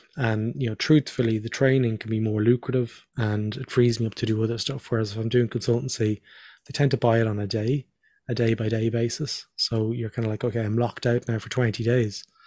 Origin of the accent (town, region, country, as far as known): Dublin, Leinster, Ireland; born or raised there; moved away as an adult; also born or lived in Northern Ireland / Australia